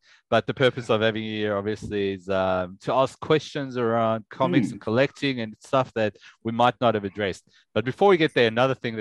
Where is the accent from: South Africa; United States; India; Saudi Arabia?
South Africa; now in Australia; we grew up in South Africa, right, where you go to Pick and Pay, which is like your Woolies or Coles or whatever